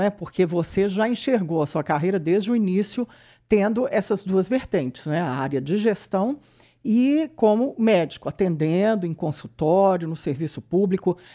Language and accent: Portuguese; Barbacena, Minas Gerais, Brazil; é de Barbacena, minha terra também, gente.